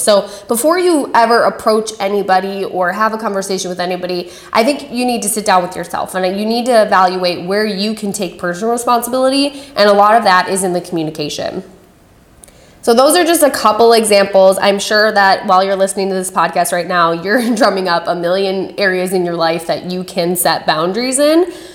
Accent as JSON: {"language": "English", "region": "Wisconsin", "country": "United States", "said": "Shout out to my home state"}